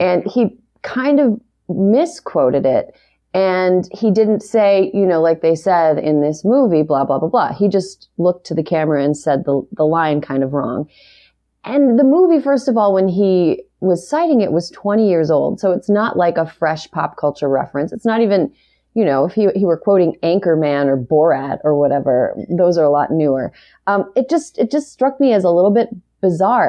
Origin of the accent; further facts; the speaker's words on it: Wisconsin's seventh district, United States; also born or lived in Utah; now in Los Angeles, United States; I'm from Wisconsin's seventh district, which is very rural